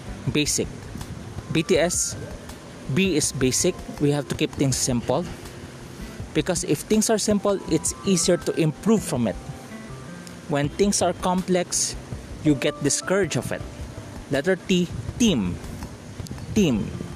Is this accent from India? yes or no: no; Philippines; I am a Filipino.